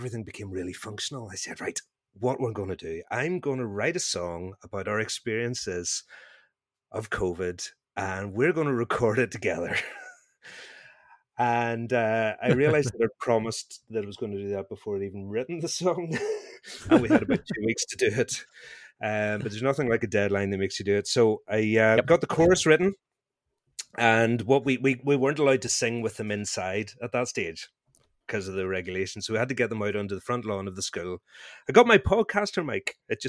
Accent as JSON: {"language": "English", "region": "Northern Ireland", "country": "United Kingdom", "accent": "Northern Irish", "said": "I feel like I should potentially lean into my Northern Irish accent here"}